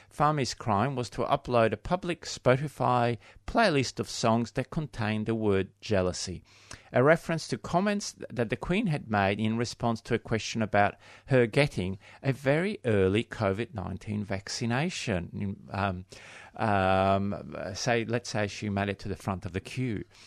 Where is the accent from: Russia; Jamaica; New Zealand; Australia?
Australia; we are Australian